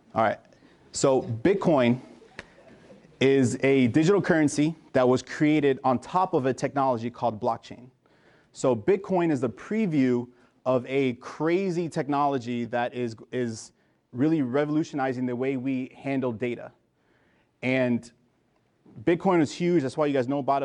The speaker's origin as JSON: {"language": "English", "town": "Miami", "region": "Florida", "country": "United States", "tie": "born or raised there", "also_born_or_lived": "New Jersey / Trinidad and Tobago (parents)", "said": "I was born in New Jersey, uh, but I was actually raised in Miami. So I'm a first generation American"}